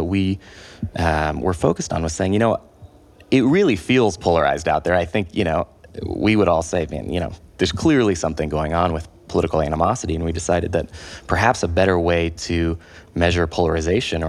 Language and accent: English; Santa Barbara, California, United States; I grew up in Santa Barbara